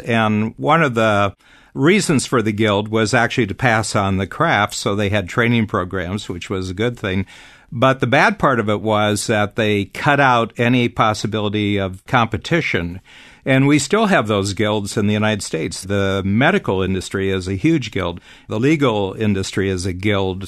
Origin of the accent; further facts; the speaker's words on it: Toronto, Ontario, Canada; my hometown here in Toronto